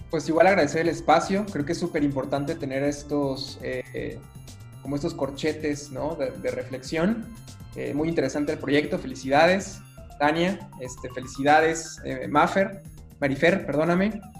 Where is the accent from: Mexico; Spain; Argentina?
Mexico; yo como mexicano